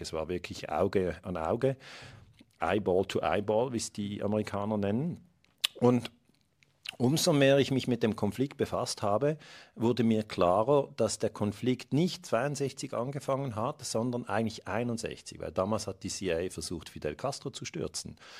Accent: Switzerland; ich bin Schweizer Bürger

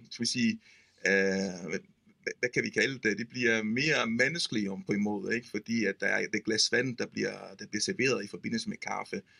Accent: Campania, Italy; Danish is a second language; Og jeg har taget kørekort i min hjemby, tæt på Napoli.

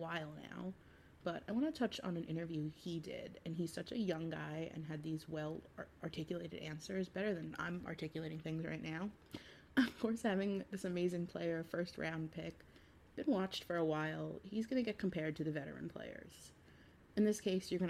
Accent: New York, United States; being a New Yorker

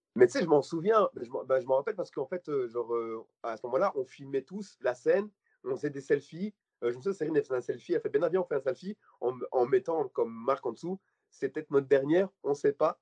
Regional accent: Belgium; je suis belge

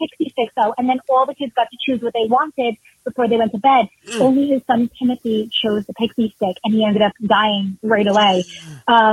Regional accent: Clifton, New Jersey, United States; I am a Clifton, New Jersey native here

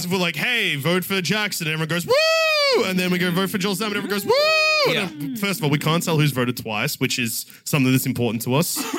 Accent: Australia; I'm from Australia. It's normal there.

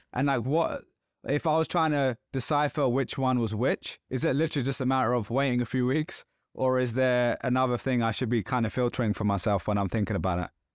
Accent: London, United Kingdom; I'm from London.

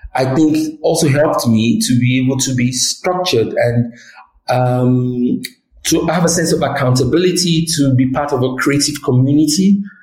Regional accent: Nigeria; I'm Nigerian

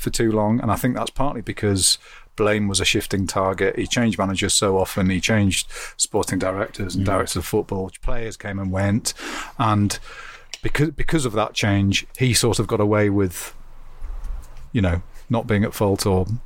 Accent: Durham, North East England, United Kingdom; I'm from Durham, so this is my part of the world.

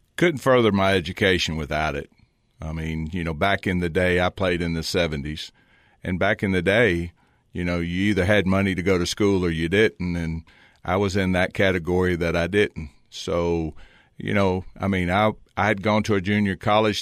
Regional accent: Lynchburg, Virginia, United States; moved away as an adult; now in Cookeville, United States; I was born and raised in Lynchburg, Virginia

